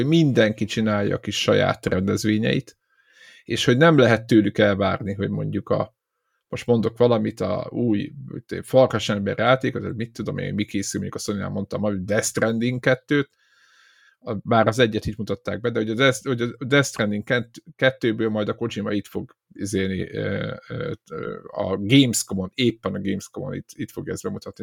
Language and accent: Hungarian; Szeged, Csongrád-Csanád, Hungary